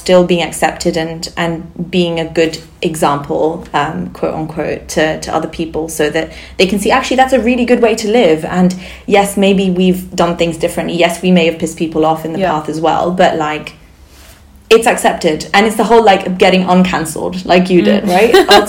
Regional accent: Barcelona, Catalonia, Spain; first language Sindhi; English is a second language; moved away; I grew up in Barcelona, yeah.

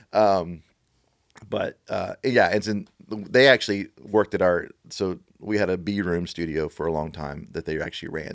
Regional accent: Beaumont, Texas, United States; also born or lived in Oklahoma City / Dallas; now in Nashville, United States; I, I grew up in, in a little town called Beaumont, Texas

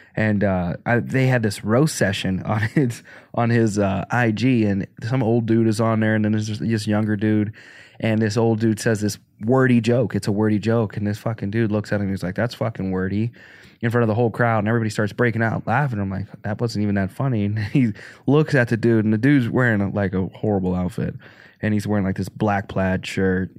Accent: Arkansas, United States; moved away; also born or lived in Pennsylvania; I grew up in Arkansas

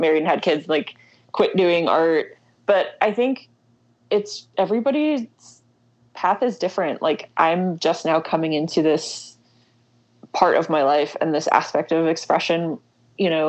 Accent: Louisville, Kentucky, United States; now in Lexington, United States; I grew up in Louisville

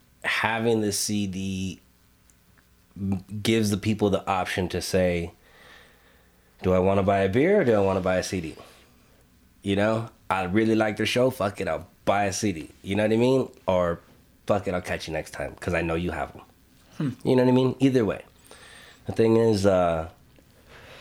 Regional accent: Los Angeles, California, United States; moved away as an adult; also born or lived in Albuquerque, New Mexico; now in Bernalillo, United States; I'm originally from Los Angeles, born and raised California, Los Angeles. You know, I moved out to Albuquerque 2012

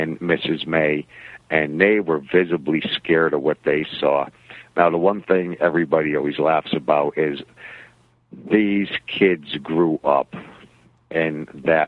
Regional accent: Connecticut, United States; now in Florida, United States; I grew up in Connecticut, okay, in the 70s and 80s, and then I moved down to Florida.

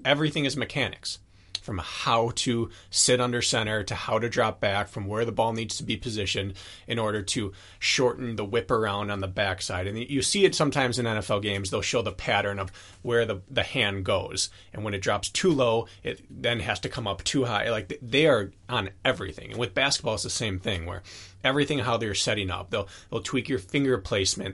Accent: Wisconsin, United States; I'm from Wisconsin

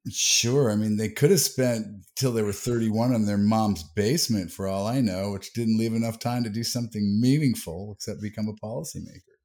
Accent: United States; we're all American

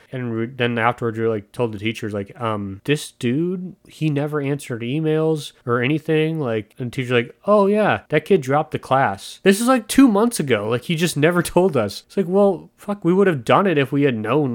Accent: United States

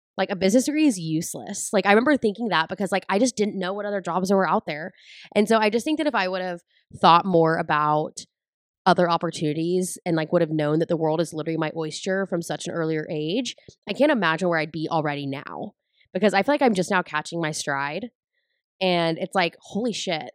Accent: San Angelo, Texas, United States; moved away; I'm originally from San Angelo, Texas

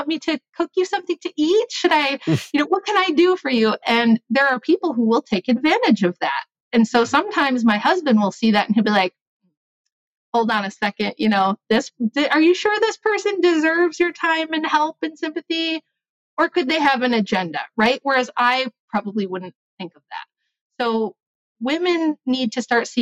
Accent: United States; being American

